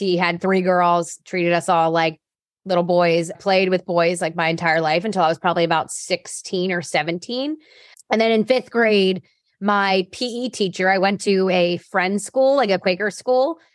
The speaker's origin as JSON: {"language": "English", "town": "Cherry Hill", "region": "New Jersey", "country": "United States", "said": "I'm originally from South Jersey, like the Cherry Hill area, very suburban to Philadelphia"}